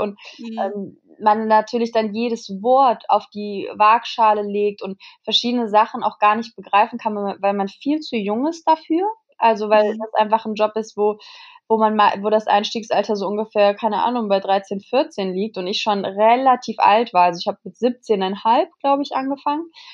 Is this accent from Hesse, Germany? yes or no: yes; Kassel, Hesse, Germany; moved away; in Kassel, also es ist in meiner, in meiner Heimat.